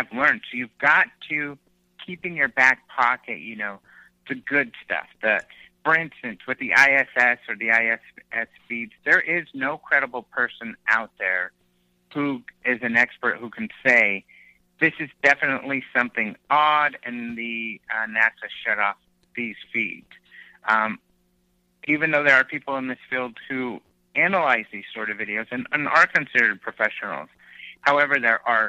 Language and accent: English; Southwest, United States; I'm from the Southwest